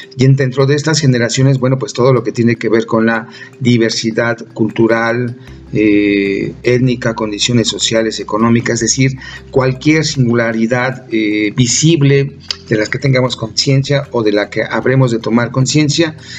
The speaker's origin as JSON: {"language": "Spanish", "country": "Mexico", "said": "como mexicanas, mexicanos"}